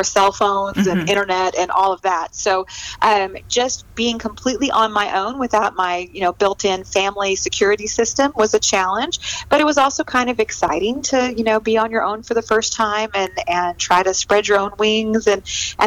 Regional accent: California, United States; moved away as an adult; now in Abilene, United States; I'm actually a transplant from California. Oh, I grew up out on the West Coast in a small little town, and then came to Texas to go to college.

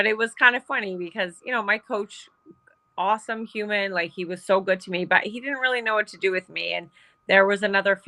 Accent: Saskatchewan, Canada; So I grew up in Saskatchewan, Canada, and, you know, small town.

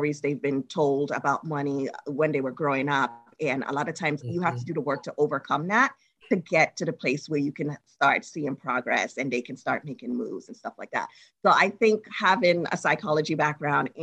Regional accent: Trinidad & Tobago; now in United States; I'm originally from Trinidad and Tobago. And when I was there, when I go to high school

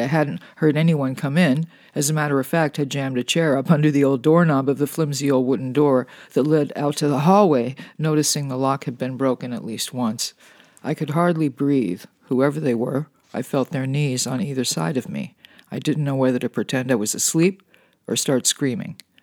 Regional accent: California, United States; Being a Californian

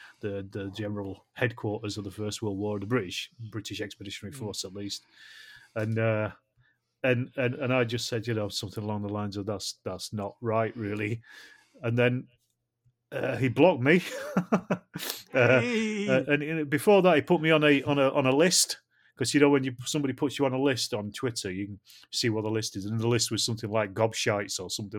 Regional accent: Ireland; now in California, United States; So I'm the Irish guy who's in California.

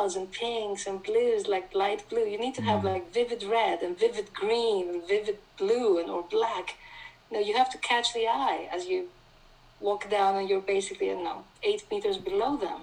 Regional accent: Thessaloniki, Central Macedonia, Greece; I grew up in Thessaloniki, which is a beautiful city

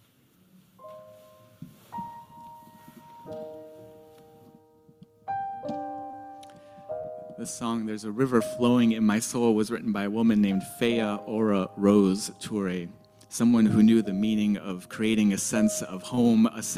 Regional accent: just outside of Chicago, Illinois, United States; moved away; I grew up just outside of Chicago

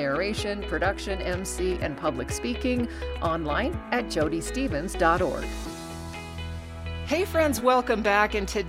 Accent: Anchorage, Alaska, United States; moved away; We grew up together in Anchorage, Alaska.

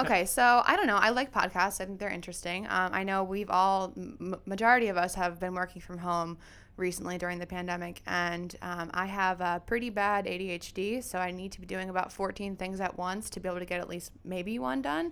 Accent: Lansdale, Pennsylvania, United States; also born or lived in Philadelphia, Pennsylvania; I am born and raised in Lansdale, Pennsylvania

